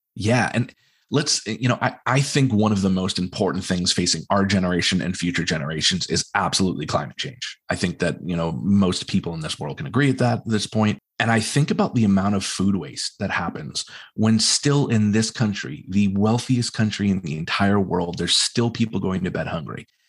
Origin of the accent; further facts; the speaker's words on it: New England, United States; us as New Englanders